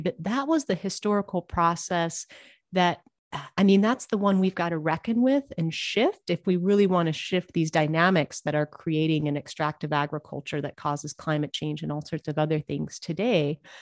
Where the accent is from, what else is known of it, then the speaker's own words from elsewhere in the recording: Montana, United States; I am originally from Montana